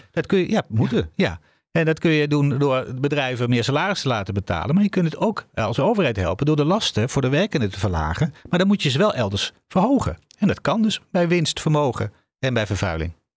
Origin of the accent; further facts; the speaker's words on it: Netherlands; wij als Nederlanders